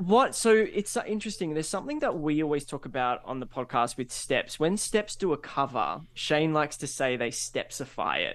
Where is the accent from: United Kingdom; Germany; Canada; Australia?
Australia; we're Australian